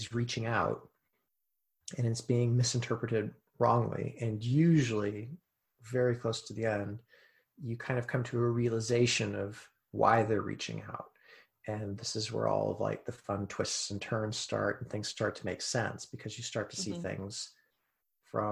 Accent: United States; as an American

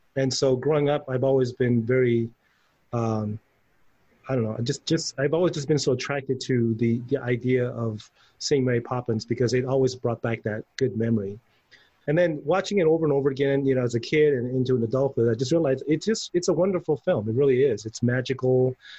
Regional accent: Taiwan; when I was a kid growing up in Taiwan

